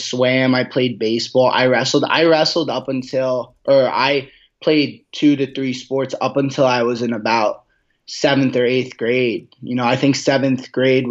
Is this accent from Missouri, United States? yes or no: no; New Jersey, United States; that was a big thing for me growing up in New Jersey, is going to Atlantic City and seeing these experiences.